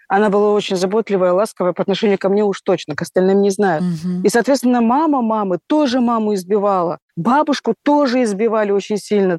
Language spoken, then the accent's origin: Russian; Dagestan, Russia; Я родом из Дагестана.